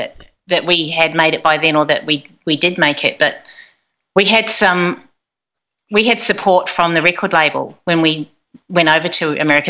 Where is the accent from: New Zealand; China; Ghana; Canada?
New Zealand; I'm from New Zealand.